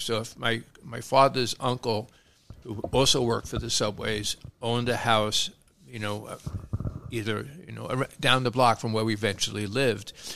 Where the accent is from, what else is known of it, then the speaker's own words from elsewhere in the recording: New York City, New York, United States; grew up in Brooklyn